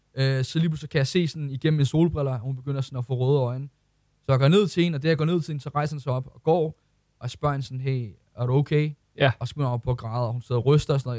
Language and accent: Danish; Ølsted, Capital Region of Denmark, Denmark; jeg kommer fra Ølsted af